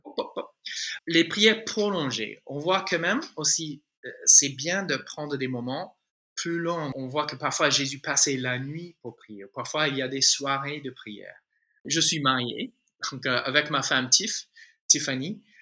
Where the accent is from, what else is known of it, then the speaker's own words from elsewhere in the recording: United States; French is a second language; moved away as an adult; now in Toulouse, France; si tu détectes un petit accent, euh, c'est en fait, euh, je suis un, un, Américain francisé. Ça fait, voilà, 19 ans bientôt euh, que je suis là déjà